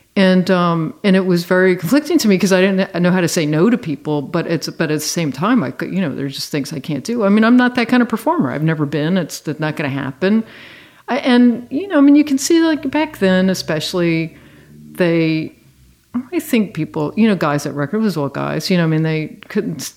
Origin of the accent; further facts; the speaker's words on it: Virginia, United States; I grew up in Virginia.